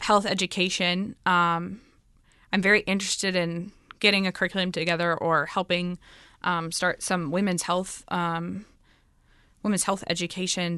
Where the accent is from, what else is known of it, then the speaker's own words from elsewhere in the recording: United States; moved away as an adult; now in Dominican Republic; I'm from the United States